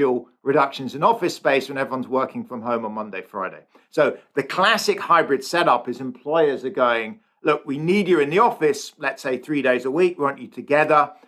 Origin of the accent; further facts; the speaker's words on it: England, United Kingdom; now in San Francisco, United States; I'm English or British.